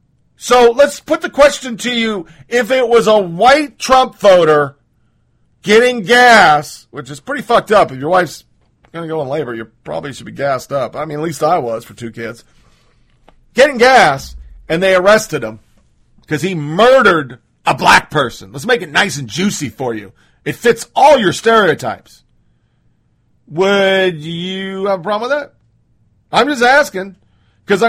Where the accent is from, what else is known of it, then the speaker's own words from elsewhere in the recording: Canada; I'm Canadian. These are normal.